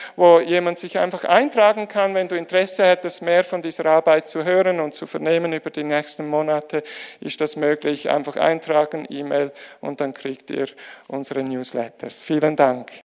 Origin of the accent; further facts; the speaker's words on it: Switzerland; die Schweizer, wir